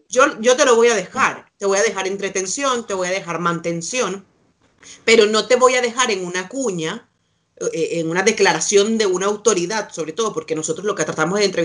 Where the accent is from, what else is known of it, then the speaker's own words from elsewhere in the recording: Chile; ahora o aquí yo siendo chilena, supongo, porque además yo tengo la nacionalidad chilena